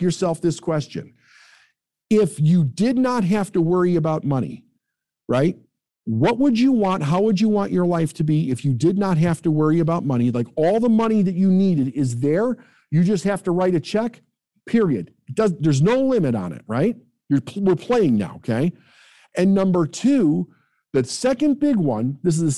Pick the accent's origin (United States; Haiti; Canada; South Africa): United States; Midwest; I'm from the Midwest